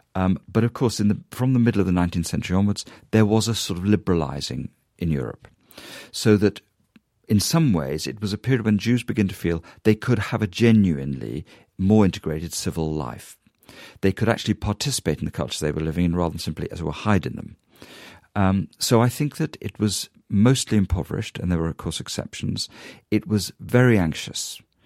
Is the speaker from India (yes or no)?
no; United Kingdom; a British Jew